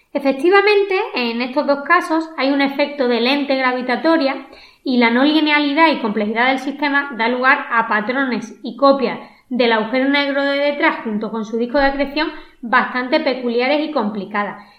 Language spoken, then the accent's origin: Spanish; Málaga, Andalusia, Spain; accent: malagueño; mi inglés y más mitad de un acento malagueño